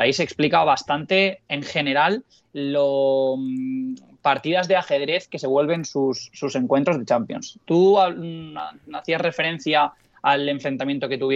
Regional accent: Canary Islands, Spain; por otro lado, no quisiera, no quisiera hacerlo de comportarte del lugar del que vienes, porque yo vengo de Canarias.

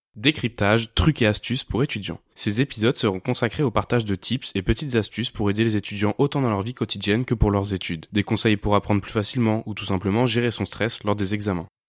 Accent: Périgueux, Nouvelle-Aquitaine, France; je suis originaire de Périgueux

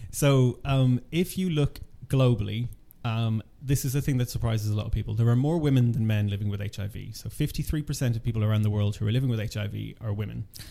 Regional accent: Ireland; I'm originally from Ireland

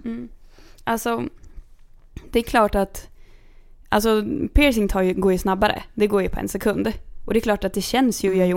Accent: Kungsör, Västmanland, Sweden; jag kommer från Kungsör

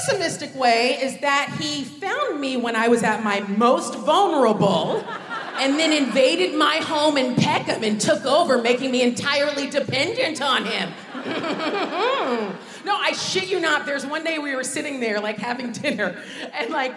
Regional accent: United States; moved away as an adult; now in United Kingdom; when I was growing up in America

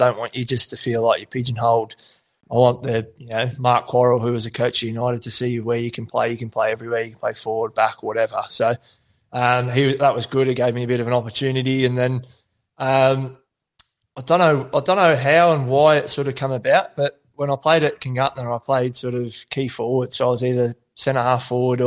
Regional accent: Shepparton, Victoria, Australia; growing up out at Tally, obviously one of five boys

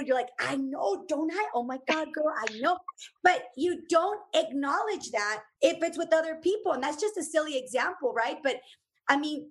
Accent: Redwood City, California, United States; first language Spanish; English is a second language; also born or lived in Uruapan, Michoacán, Mexico / Roseville, California; I grew up in Redwood City, California

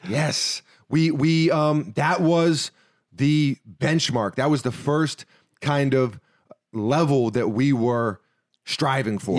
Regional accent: New York City, New York, United States; now in Florida, United States; we're from New York City

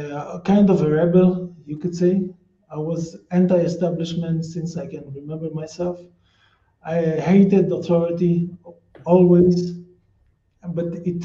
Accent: Haifa District, Israel; I'm an Israeli. I was born in Haifa, which is an Arab Jewish town. Both my parents used to live in Haifa, and I grew up in a small workers' town. It's a Mizrahi family. I'm from a working class background.

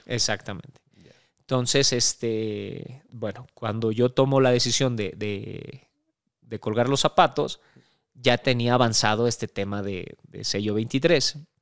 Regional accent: Mexico; llegar como mexicano, como extranjero a, Centroamérica

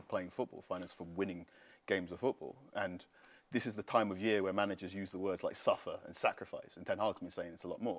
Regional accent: Ghana; I'm speaking as a Ghanaian man

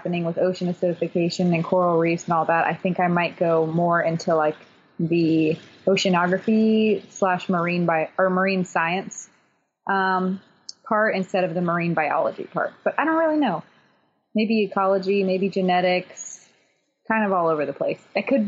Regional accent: the South, United States; I was raised in the South, so butter on everything forever.

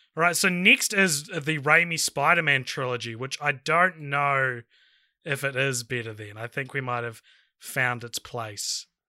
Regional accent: New Zealand; I'm from New Zealand

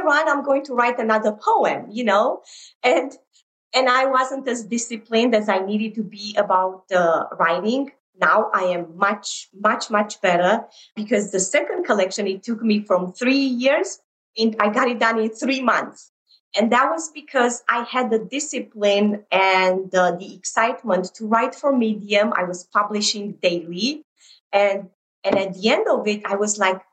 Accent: Romania; moved away; growing up in Romania during communism.

